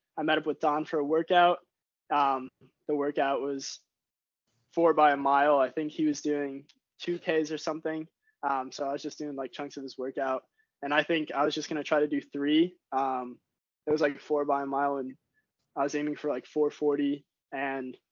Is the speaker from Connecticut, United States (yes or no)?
yes; Glastonbury, Connecticut, United States; I grew up in Glastonbury, which is like, I was a day student, 20 minutes from Loomis.